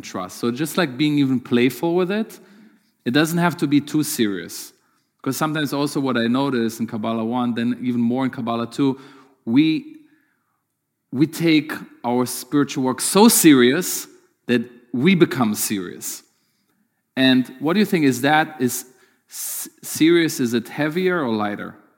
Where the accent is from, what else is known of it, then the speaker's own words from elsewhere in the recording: Germany; moved away; growing up in Germany